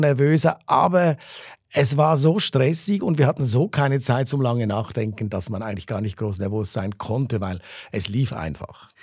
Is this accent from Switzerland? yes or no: yes; Zurich, Switzerland; ich bin Zürcher, ich bin in der Stadt Zürich aufgewachsen